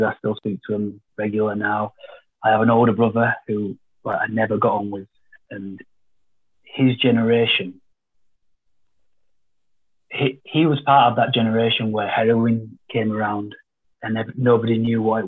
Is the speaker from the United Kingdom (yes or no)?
yes; Bradford, Yorkshire and the Humber, United Kingdom; I'm from there, but as a mix, as a whole, Bradford is quite a poor, like an undeveloped city. If you compare it to its like partners, like Leeds is his nearest city towards it. Leeds is thriving, it's upbeat, it's got loads of business, loads of investment. Bradford like missed all that. But there's loads of pockets of nice places. I grew up in Whipsey